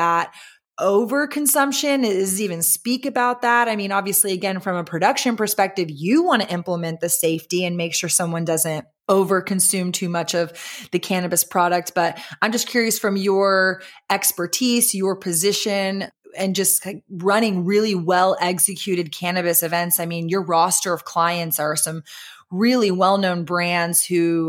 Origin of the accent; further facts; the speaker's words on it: Austin, Texas, United States; I grew up in Austin